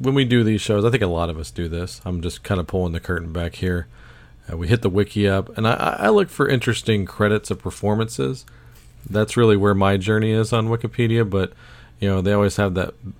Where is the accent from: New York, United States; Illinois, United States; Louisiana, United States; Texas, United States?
Louisiana, United States; Baton Rouge; I was born in Baton Rouge, Louisiana